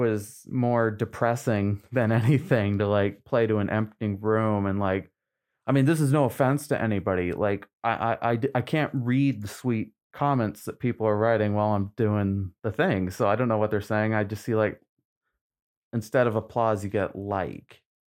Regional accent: Trenton, Maine, United States; also born or lived in Newfoundland; I grew up in Maine, I, I went to high school here in Maine

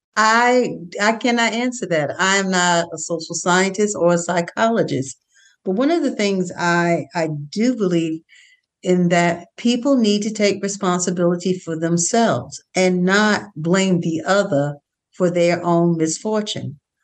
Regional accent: United States; I'm an American. This is my country. This is the country that I was born

